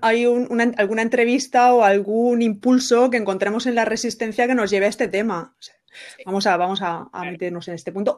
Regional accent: Benidorm, Valencian Community, Spain; moved away; yo soy de Benidorm y estoy también orgullosa. Es que quería decir ya mi lugar de nacimiento

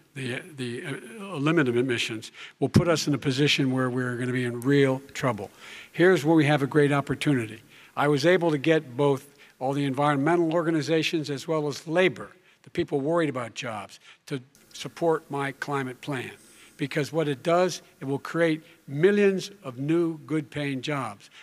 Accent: Claymont, Delaware, United States; also born or lived in Scranton, Pennsylvania; I used to live near that when I was growing up in Claymont, Delaware

